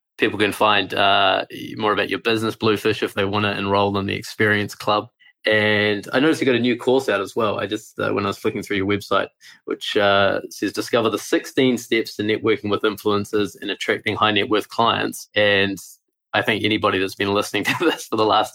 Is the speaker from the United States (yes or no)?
no; New Zealand; I'm from New Zealand